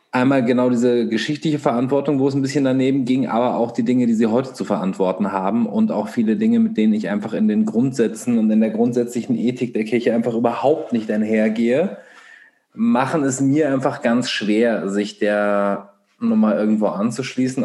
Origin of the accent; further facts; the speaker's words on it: Göttingen, Lower Saxony, Germany; in der Stadt, wo wir alle aufgewachsen sind, in Göttingen